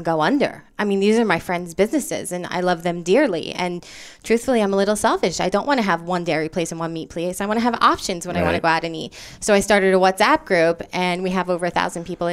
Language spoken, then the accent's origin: English; Edison, New Jersey, United States; moved away as an adult; now in Miami, United States; I am a transplant from Jersey.